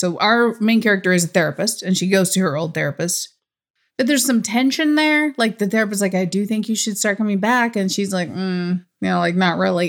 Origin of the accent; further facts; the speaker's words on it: United States; I'm from America